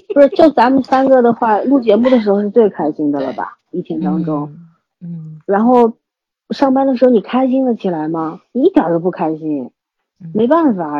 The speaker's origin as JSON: {"language": "Chinese", "country": "China", "said": "我们中国人"}